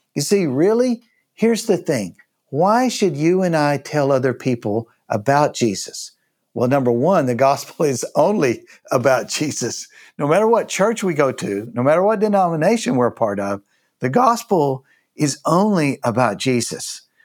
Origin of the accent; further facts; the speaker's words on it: United States; as an American, I came to know Christ